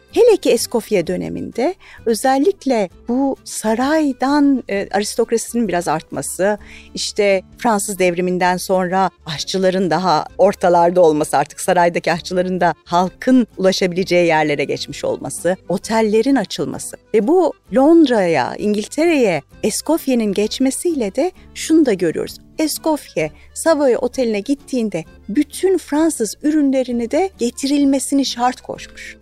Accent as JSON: {"language": "Turkish", "country": "Turkey", "also_born_or_lived": "Michigan"}